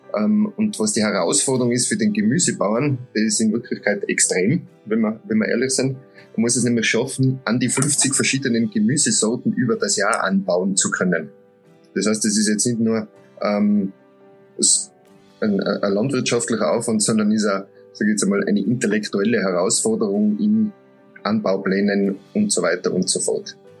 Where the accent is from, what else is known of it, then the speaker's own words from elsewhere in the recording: Tyrol, Austria; bei uns in Tirol